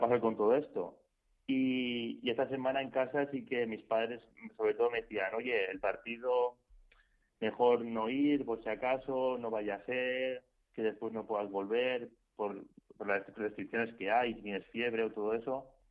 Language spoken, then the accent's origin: Spanish; Valencia, Valencian Community, Spain; yo soy de Valencia